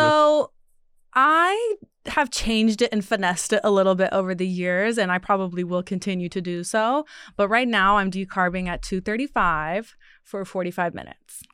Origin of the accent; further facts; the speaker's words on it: Ohio, United States; moved away; I'm from Ohio